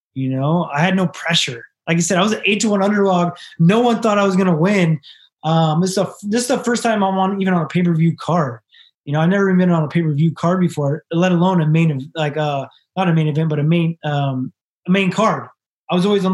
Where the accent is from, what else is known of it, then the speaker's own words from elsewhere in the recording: Sacramento, California, United States; I'm from Sacramento